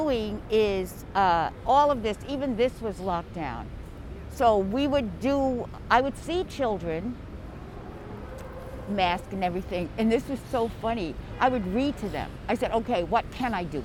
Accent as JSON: {"language": "English", "area": "Long Island", "region": "New York", "country": "United States", "tie": "born or raised there", "moved": "as an adult", "lives_now": "New York City, United States", "said": "I grew up in the country. Even though I'm from Long Island"}